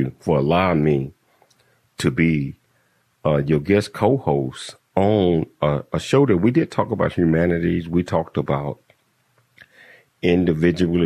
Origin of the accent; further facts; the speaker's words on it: Chattanooga, Tennessee, United States; moved away; my home town, Chattanooga, Tennessee